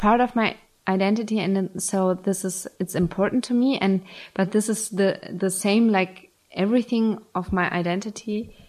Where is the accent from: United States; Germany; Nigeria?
Germany; now in Berlin, Germany; my identity is German and Jewish, and this is a special mixture.